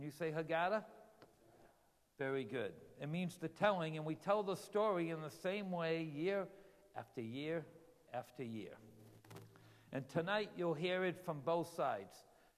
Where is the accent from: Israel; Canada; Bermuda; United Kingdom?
Israel; now in United States; Because you know where my home country is? It's Israel. So I'm a foreign, so now, yeah, you've met a foreign missionary here in the United States, you know?